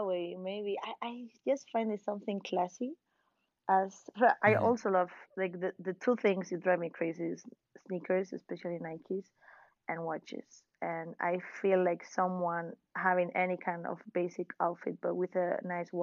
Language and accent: English; Valencia, Valencian Community, Spain; I'm from Valencia.